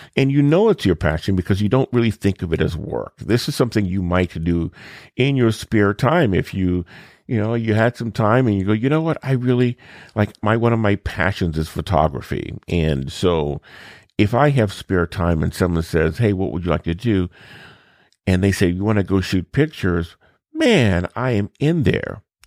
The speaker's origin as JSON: {"language": "English", "area": "New Orleans, and Baton Rouge", "region": "South Louisiana", "country": "United States", "tie": "born or raised there", "said": "I grew up in South Louisiana, New Orleans, and Baton Rouge."}